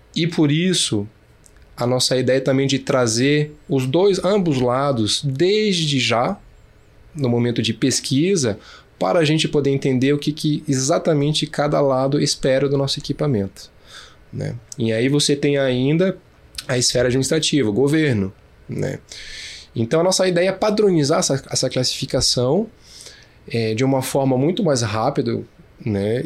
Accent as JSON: {"language": "Portuguese", "town": "Brasília", "region": "Federal District", "country": "Brazil", "tie": "born or raised there", "said": "Eu sou de Brasília, nascido em Brasília, de mãe francesa e pai carioca"}